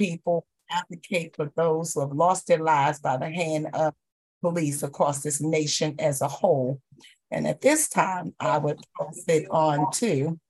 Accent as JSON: {"language": "English", "town": "Baltimore", "region": "Maryland", "country": "United States", "said": "I'm from Baltimore, Maryland"}